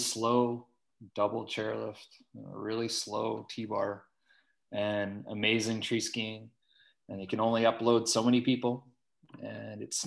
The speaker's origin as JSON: {"language": "English", "town": "Fort Saskatchewan", "region": "Alberta", "country": "Canada", "tie": "born or raised there", "also_born_or_lived": "Terrace, British Columbia / Dalvik, Iceland", "moved": "as an adult", "said": "I grew up in Fort Saskatchewan, Alberta, and it's kind of a small industrial town."}